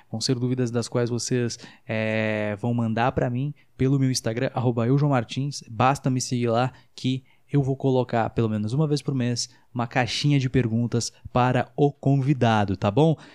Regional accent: Uberaba, Minas Gerais, Brazil; moved away; Eu sou de Uberaba, Minas

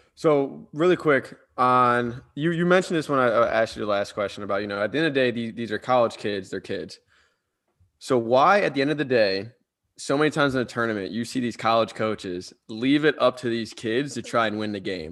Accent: Cleveland, Ohio, United States; now in Columbus, United States; I'm from Cleveland

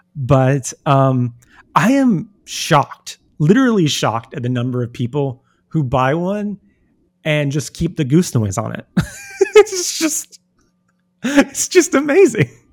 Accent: United States; as an American

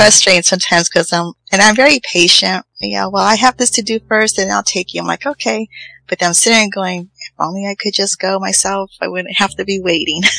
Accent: Los Angeles, California, United States; also born or lived in Riverside, California; now in Fresno, United States; I was born in East Los Angeles

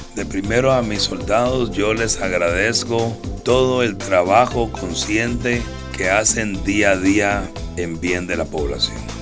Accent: Guatemala

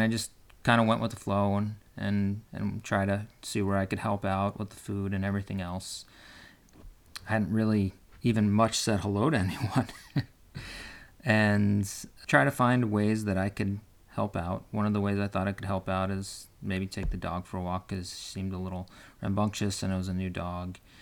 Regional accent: West Coast, United States; I'm from the West Coast and my family lives on the East Coast

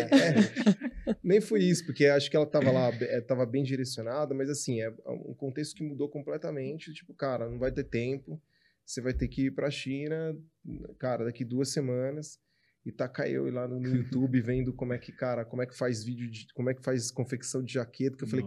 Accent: São Carlos, São Paulo, Brazil; eu sou do interior de São Paulo. Minha mãe é ainda mais do interior, eu sou de São Carlos

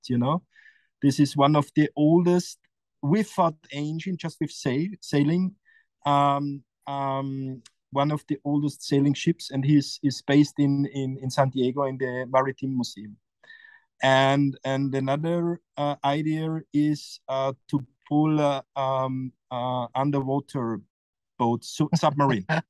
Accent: Austria; English is a second language; it's my hometown you know and it's it's a very powerful place

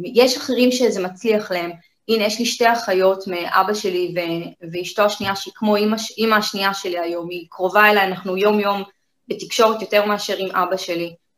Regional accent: Kiryat Ono, Tel Aviv District, Israel; born or raised there

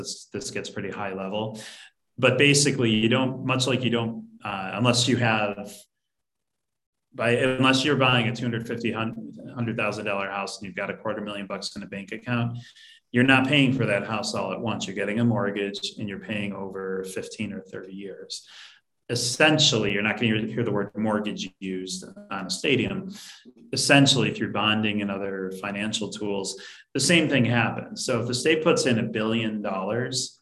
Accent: Southtowns, south of Buffalo, New York, United States; I grew up in the South Towns

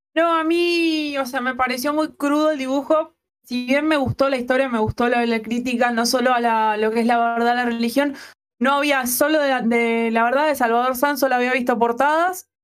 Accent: Montevideo, Uruguay

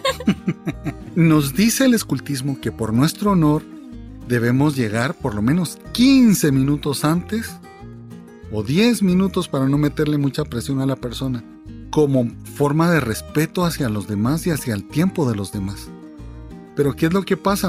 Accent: Guatemala; obligación mía como guatemalteco

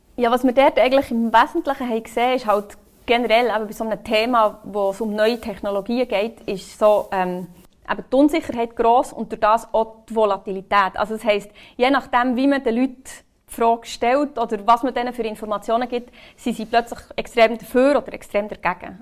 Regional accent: Bern, Switzerland; ich bin aus Bern.

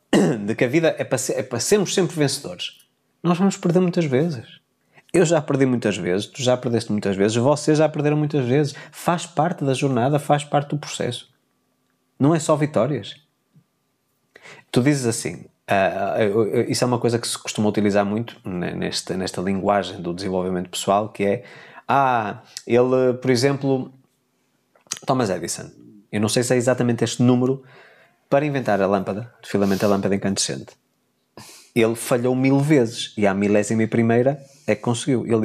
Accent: Porto, Porto District, Portugal; born there; Sou simpatizante pelo clube onde eu nasci, do Futebol Clube Porto.

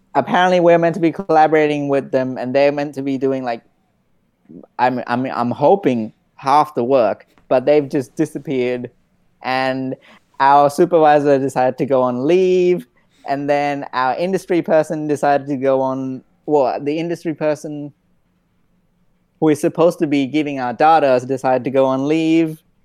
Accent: India; I'm Indian and we cook a lot of rice

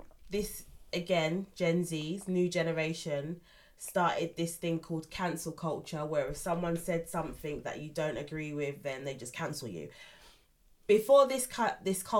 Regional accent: England, United Kingdom; I got told I'm English because I was born in this country

